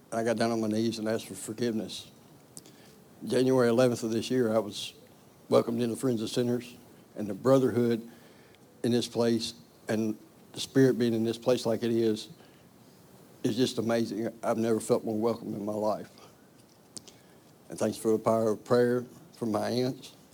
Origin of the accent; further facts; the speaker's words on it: Salters, United States; I'm from Salters.